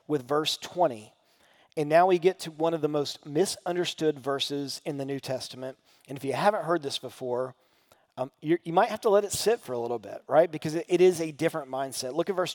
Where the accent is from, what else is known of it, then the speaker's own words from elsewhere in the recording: Sango, Tennessee, United States; I grew up here in Sango just like a couple minutes away